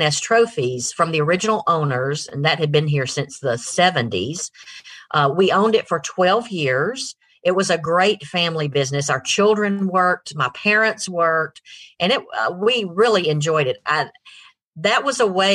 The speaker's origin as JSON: {"language": "English", "town": "Rome", "region": "Georgia", "country": "United States", "tie": "born or raised there", "also_born_or_lived": "Griffin, Georgia / Atlanta, Georgia", "moved": "as an adult", "said": "my husband and I grew up here in Rome."}